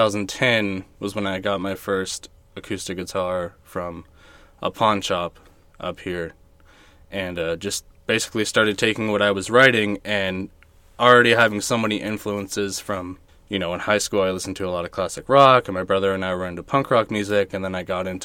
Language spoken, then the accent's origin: English; Riverside, California, United States; now in Apple Valley, United States; I'm originally from Riverside.